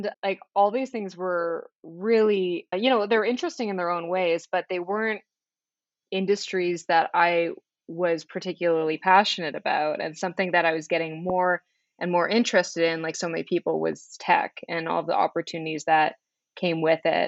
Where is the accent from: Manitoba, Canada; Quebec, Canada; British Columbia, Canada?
Manitoba, Canada; Flin Flon; also born or lived in Winnipeg; now in Toronto, Canada; I'm from Flin Flon, Manitoba. It's a tiny northern town, 800 kilometers north of absolutely anything. But yeah, so I'm originally from Flin Flon